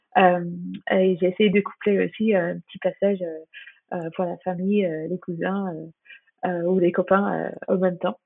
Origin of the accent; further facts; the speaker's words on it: Hayling Island, South East England, United Kingdom; French is a second language; moved away as an adult; now in France; chez nous à Hailey Island en Angleterre